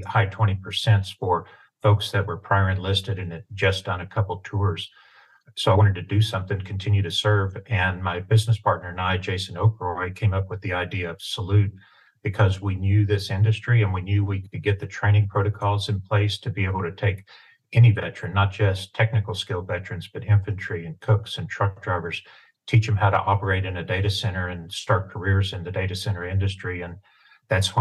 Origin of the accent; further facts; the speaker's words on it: East Tennessee, United States; I had a great childhood growing up in East Tennessee, farm boy